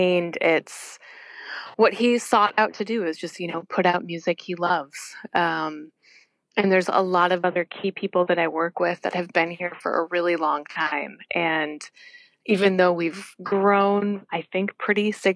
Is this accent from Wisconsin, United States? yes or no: yes; Wisconsin, United States; moved away; So I grew up in Wisconsin